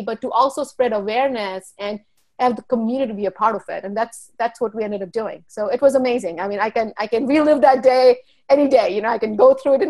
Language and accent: English; Charlotte Amalie, U.S. Virgin Islands; also born or lived in India; now in New Jersey, United States; I was born in India and I grew up in St. Thomas, the U.S. Virgin Islands